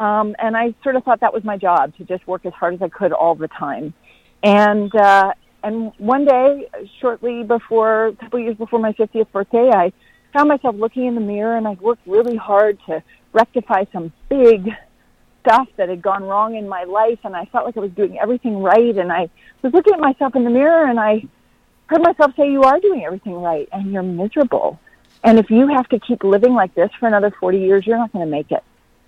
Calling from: North Carolina, United States; I'm calling from Western North Carolina in the mountains.

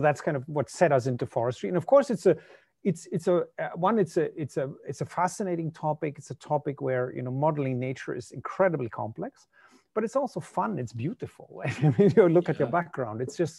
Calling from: Germany; Yeah, so usually I'm based in Germany, but I'm actually calling in from Finland. We have a Finnish-German company, and I'm in Espoo, which is outside of Helsinki.

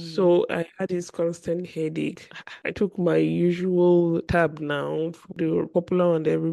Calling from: Nigeria; I'm recording live from Nigeria. So the network problem is from my end.

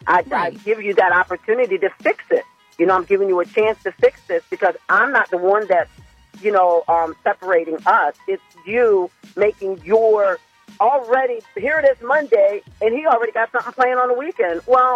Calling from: Dagsboro, Delaware, United States; I'm calling from Dagsboro.

